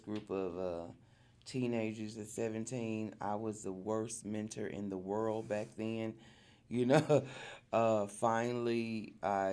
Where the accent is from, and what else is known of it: Guthrie, Oklahoma, United States; born or raised there; moved away as an adult; also born or lived in Wynnewood, Oklahoma; now in Arkansas, United States